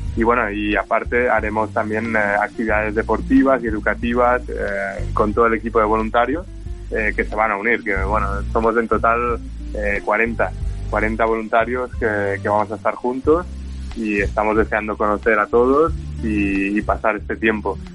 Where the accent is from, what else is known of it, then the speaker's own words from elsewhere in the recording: Menorca, Balearic Islands, Spain; yo soy de Menorca